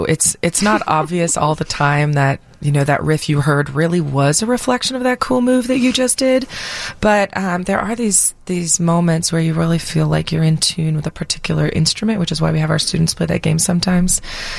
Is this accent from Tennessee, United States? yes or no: no; Florida, United States; now in Chicago, United States; I grew up in Florida.